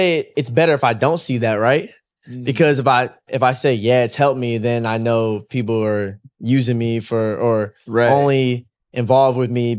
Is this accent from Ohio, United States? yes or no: no; Atlanta, Georgia, United States; also born or lived in Los Angeles / Las Vegas; I was born in Atlanta. I lived in, raised LA, Atlanta, and then I lived in Vegas for a few years too.